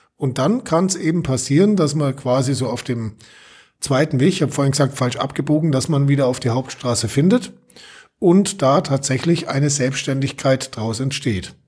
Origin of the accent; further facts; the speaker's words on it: Allgäu, Germany; bei uns im Allgäu